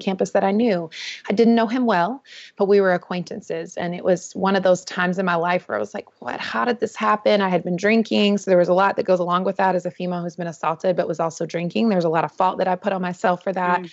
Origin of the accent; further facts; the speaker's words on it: North Carolina, United States; I was born and raised in the Southeast in North Carolina in a beautiful small town.